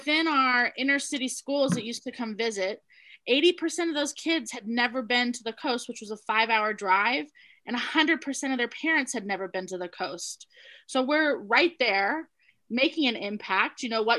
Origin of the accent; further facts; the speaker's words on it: California, United States; moved away; also born or lived in Atlanta; I grew up in California, where it was pretty much required, right? Moved to Atlanta, where it was not required.